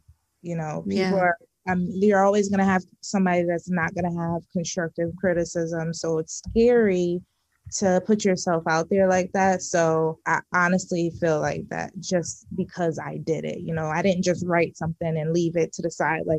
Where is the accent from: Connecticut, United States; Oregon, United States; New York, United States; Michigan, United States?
Connecticut, United States; also born or lived in Nashville; I went to school in Nashville and I'm from Connecticut